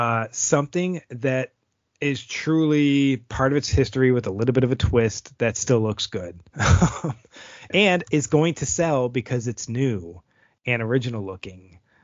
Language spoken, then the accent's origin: English; Buffalo, New York, United States; now in Denmark; my hometown Buffalo